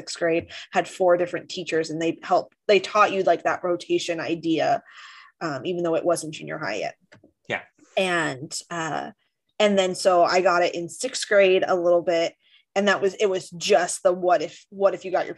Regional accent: Orange County, California, United States; growing up in Orange County

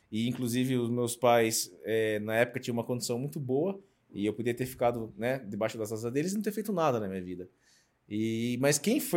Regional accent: Sorocaba, São Paulo, Brazil; eu sou de Sorocaba, tenho 47 anos

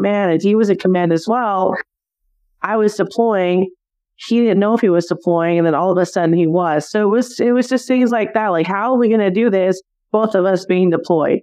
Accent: Simi Valley, California, United States; moved away; also born or lived in Arizona; I actually grew up in California, in Southern California, in what was a small city back then of Simi Valley

